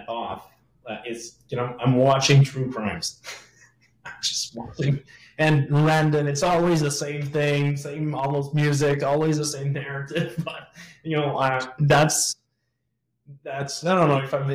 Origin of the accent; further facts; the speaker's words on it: Quebec, Canada; accent: French Quebecois; English is a second language; now in Montreal, Canada; my French Quebecois accent